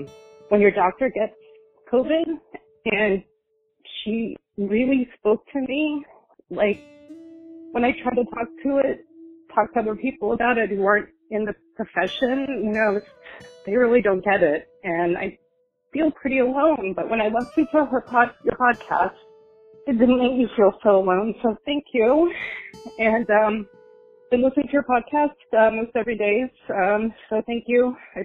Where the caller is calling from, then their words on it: Bergen County, New Jersey, United States; I'm calling from Bergen County, New Jersey. I'm a nurse in the ICU.